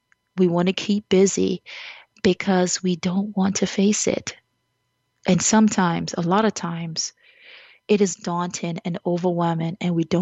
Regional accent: Jamaica; As a Jamaican

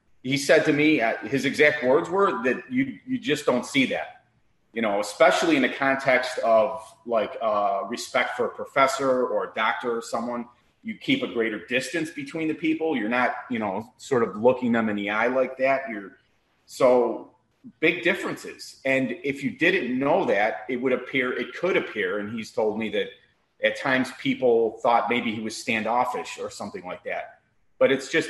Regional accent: Chicago, Illinois, United States; also born or lived in Miami; now in Naples, United States; I'm born and raised in Chicago.

